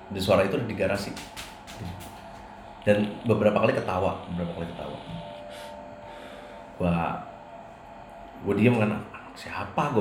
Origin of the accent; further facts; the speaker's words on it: West Java, Indonesia; karena gua orang Sunda ya jadi kan semua manggilnya kalau yang lebih tua tuh AA ya